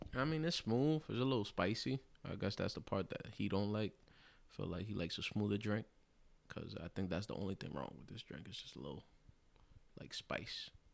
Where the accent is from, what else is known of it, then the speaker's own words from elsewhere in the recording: New York City, New York, United States; as a light-skinned Puerto Rican, you know, growing up in the Bronx, in the South Bronx, Longwood, Hunts Point